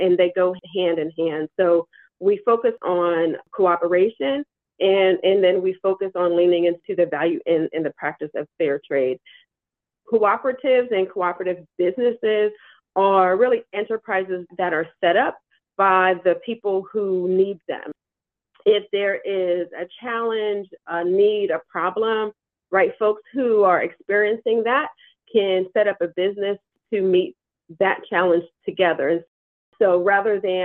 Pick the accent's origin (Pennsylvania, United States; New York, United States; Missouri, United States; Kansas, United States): Pennsylvania, United States; Pittsburgh; growing up in Pittsburgh